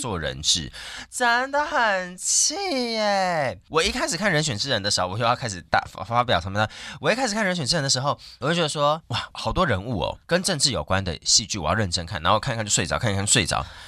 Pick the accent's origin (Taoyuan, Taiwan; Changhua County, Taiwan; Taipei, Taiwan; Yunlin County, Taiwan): Taoyuan, Taiwan; Longtan; 我从小在龙潭